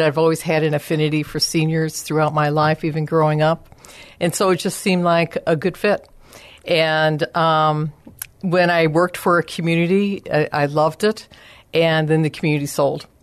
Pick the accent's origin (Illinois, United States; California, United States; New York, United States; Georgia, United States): Illinois, United States; Chicago; moved away as an adult; now in San Antonio, United States; I am originally from the Chicago area.